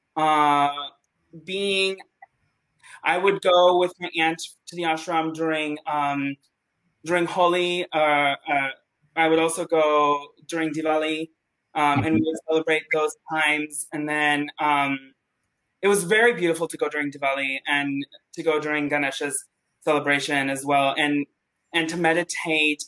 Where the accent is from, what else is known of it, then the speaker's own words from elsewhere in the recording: Mexico City, Mexico; moved away as an adult; also born or lived in Oak Park, Illinois; I'm originally from Mexico City.